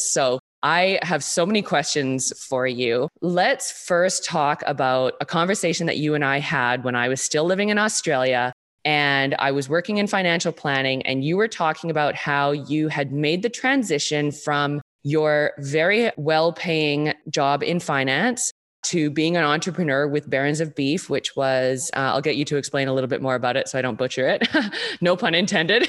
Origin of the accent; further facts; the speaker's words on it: Vancouver, British Columbia, Canada; born and raised in Vancouver, B C, like myself